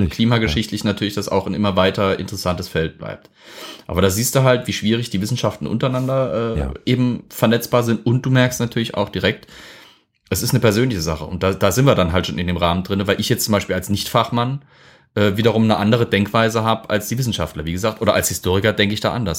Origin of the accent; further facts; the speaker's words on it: Germany; hier bei uns in Deutschland